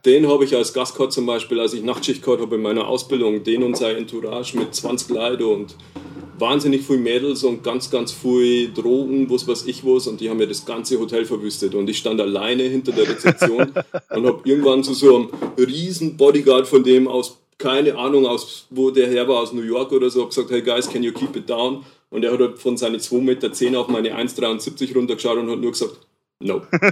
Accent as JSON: {"language": "German", "region": "Lower Bavaria", "country": "Germany", "also_born_or_lived": "Nuremberg", "accent": "Niederbayerisch", "moved": "as an adult", "lives_now": "Regensburg, Germany", "said": "ich bin aus Niederbayern"}